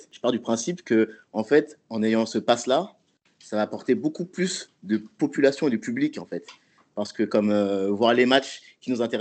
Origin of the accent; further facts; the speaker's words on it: France; chez nous, en France